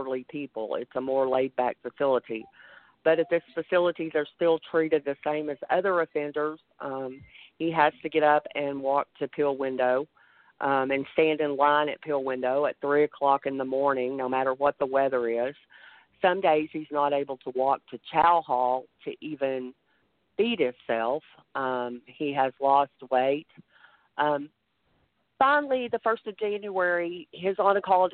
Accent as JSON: {"language": "English", "region": "Texas", "country": "United States", "said": "I'm from Texas. I live outside of the DFW area"}